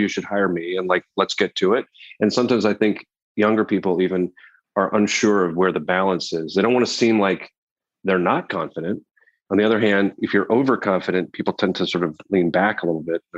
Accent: Canada; moved away as an adult; now in New York, United States; I'm from Canada originally. I feel like I'm an honorary New Yorker after 16 years

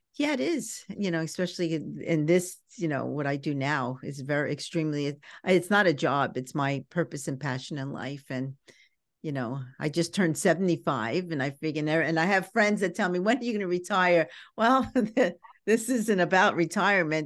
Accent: New York City, New York, United States; growing up in Brooklyn was a little tough

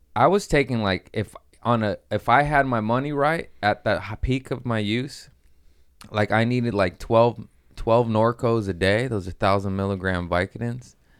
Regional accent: California, United States; born or raised there

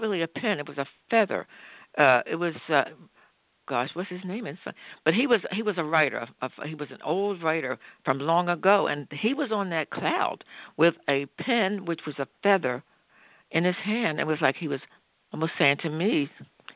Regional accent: Philadelphia, Pennsylvania, United States; I was brought up in Philadelphia, in the working class section of Philadelphia called the Bottom

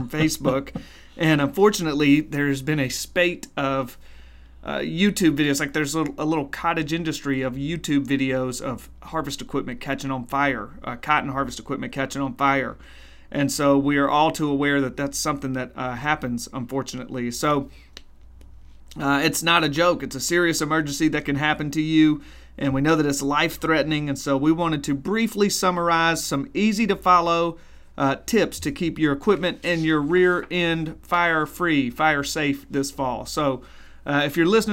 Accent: Mississippi Delta, United States; I'm from the Mississippi Delta, so I say picker when I mean harvester

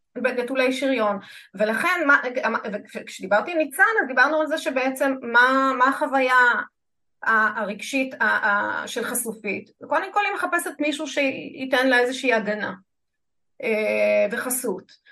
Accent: Israel; אני כישראלית

